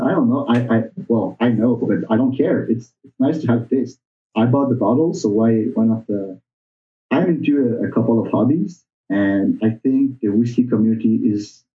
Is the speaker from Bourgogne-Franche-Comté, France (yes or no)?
yes; Bourgogne-Franche-Comté, France; born there; I was born in Burgundy. My mom is French from there.